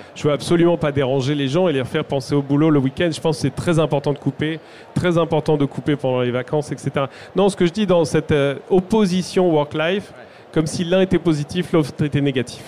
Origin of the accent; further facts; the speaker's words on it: France; nous, en tant que Français